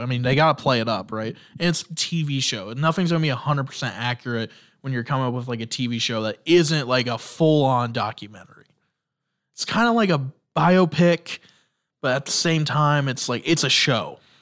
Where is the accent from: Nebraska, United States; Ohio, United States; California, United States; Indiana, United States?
Indiana, United States; I'm from Indiana